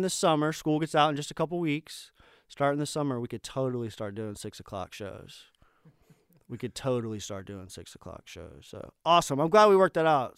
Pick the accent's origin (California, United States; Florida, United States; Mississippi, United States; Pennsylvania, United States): Florida, United States; Tampa; moved away; growing up in Tampa